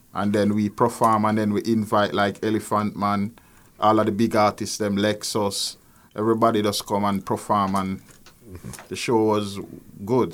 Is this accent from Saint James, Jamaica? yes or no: no; Kingston, Jamaica; As a child growing up in Nannyville, um, exposed to music from day one